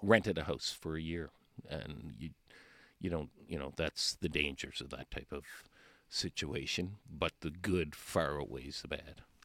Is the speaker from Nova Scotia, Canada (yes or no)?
yes; Cole Harbour, Nova Scotia, Canada; Cole Harbour, Nova Scotia.